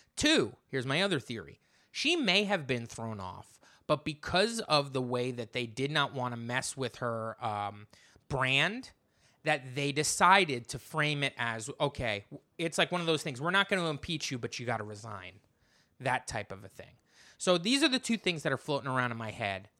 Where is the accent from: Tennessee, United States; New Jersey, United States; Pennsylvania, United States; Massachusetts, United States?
New Jersey, United States; moved away as an adult; now in Brooklyn, United States; I grew up in New Jersey, I live in Brooklyn